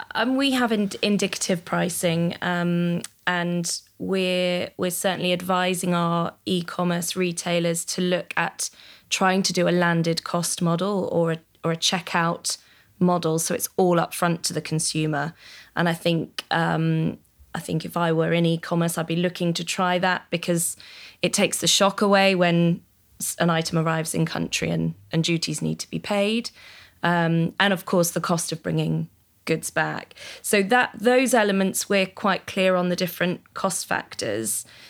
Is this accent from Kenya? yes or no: no; United Kingdom; as a British citizen